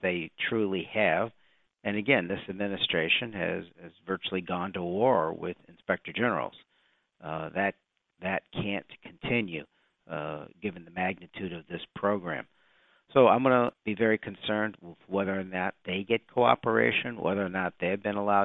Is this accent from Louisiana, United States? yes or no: no; Chicago, Illinois, United States; I come from Chicago in Illinois